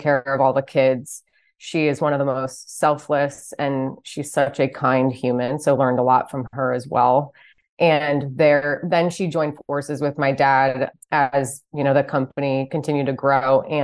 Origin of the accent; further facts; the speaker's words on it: New Jersey, United States; moved away as an adult; I grew up about 50 minutes west of New York City in a suburb of New Jersey